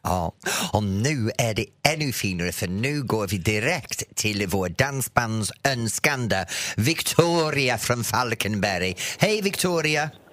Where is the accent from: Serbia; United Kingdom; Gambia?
United Kingdom; England; Swedish is a second language; now in Sweden; jag är engelsman